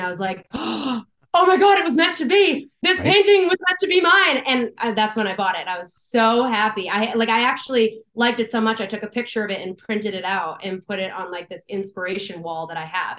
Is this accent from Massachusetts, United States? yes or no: yes; Boston, Massachusetts, United States; now in Nashville, United States; I am a singer-songwriter. I live in Nashville. I am from Boston. I actually only moved here about a year ago.